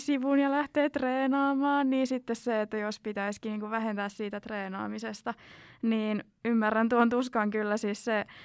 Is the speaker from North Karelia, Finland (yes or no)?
no; South Ostrobothnia, Finland; kun on itse sieltä Etelä-Pohjanmaalta, niin on aika eri murrettausta